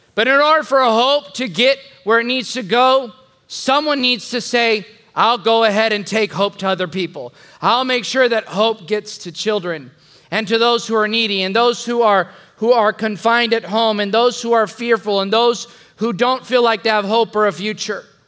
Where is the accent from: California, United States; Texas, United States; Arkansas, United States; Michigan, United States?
Texas, United States; the Mexico border; now in San Antonio, United States; when I was 12 years old, growing up on the Mexico border.